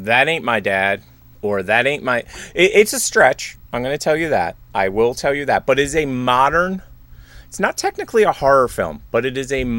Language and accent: English; Philadelphia, Pennsylvania, United States; I'm from Philly